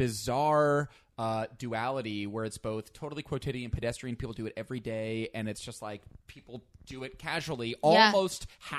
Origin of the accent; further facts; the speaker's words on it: a small town outside Albany, New York, United States; now in Los Angeles, United States; I'm from a tiny, tiny town outside of Albany, New York.